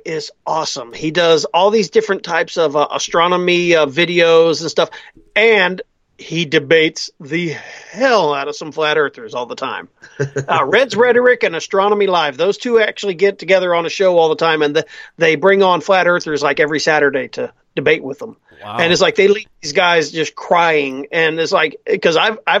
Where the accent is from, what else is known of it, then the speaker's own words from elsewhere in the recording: Texas, United States; my hometown where I'm